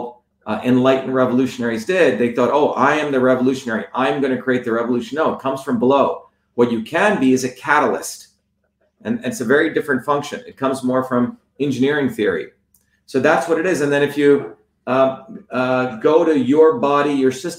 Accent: New Jersey, United States; I grew up in New Jersey

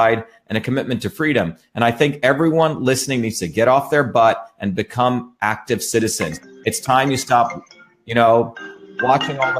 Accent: India; also born or lived in New Jersey; now in Massachusetts, United States; I grew up in India, where my grandparents were poor village farmers.

